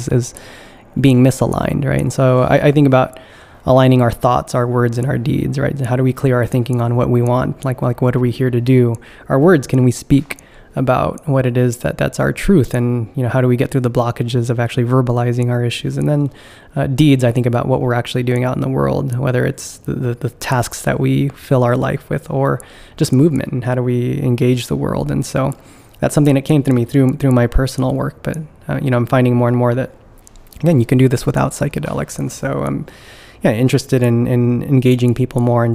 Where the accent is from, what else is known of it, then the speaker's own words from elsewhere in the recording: California, United States; moved away as an adult; now in East Coast, United States; I'm originally from California, so I've been living on the East Coast now since 2011